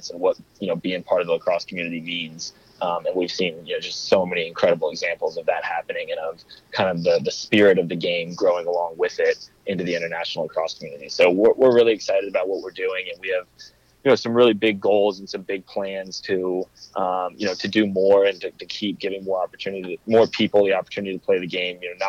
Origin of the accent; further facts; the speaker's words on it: Atlanta, Georgia, United States; growing up in Atlanta